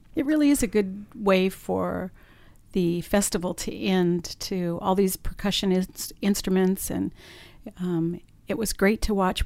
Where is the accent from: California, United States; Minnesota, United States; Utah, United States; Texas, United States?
California, United States; Southern; moved away as an adult; now in Stockton, United States; I'm from Southern California